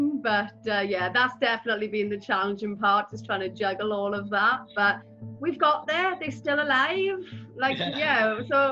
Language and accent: English; Rhondda, Wales, United Kingdom; I'm from the Rhondda